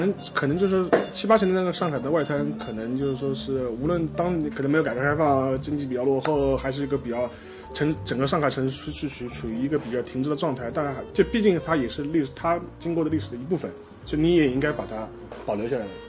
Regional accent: Shanghai, China; 虽然我是上海人啊，但我没什么太大感觉。

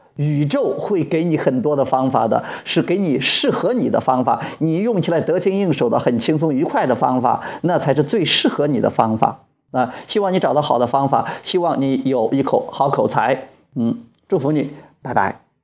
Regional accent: Wuyang, Henan, China; 我现在在河南省武阳县我的老家

